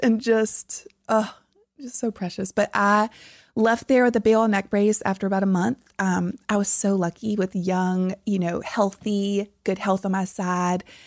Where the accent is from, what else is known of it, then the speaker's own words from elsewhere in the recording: South Louisiana, United States; moved away; I'm from deep South Louisiana